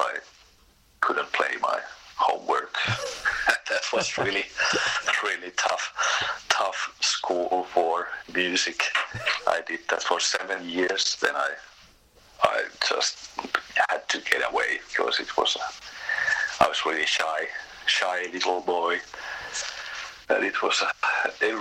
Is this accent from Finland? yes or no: yes; Tampere, Pirkanmaa, Finland; I was born in Tampere, that's the center in Finland